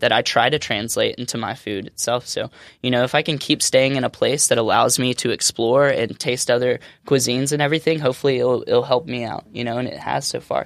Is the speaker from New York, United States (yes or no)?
no; Alabama, United States; moved away as an adult; now in California, United States; growing up in Alabama